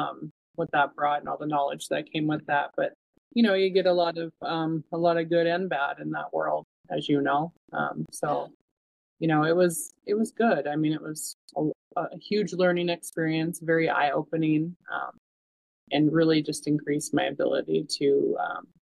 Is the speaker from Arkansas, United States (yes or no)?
no; Havre, Montana, United States; also born or lived in Rocky Boy Reservation, Montana; I grew up in Haver, go Blue Ponies